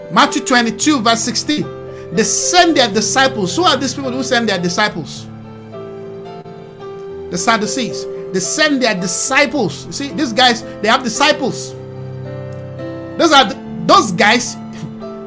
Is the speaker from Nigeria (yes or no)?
yes; Nigeria; now in South Africa; I'm from Nigeria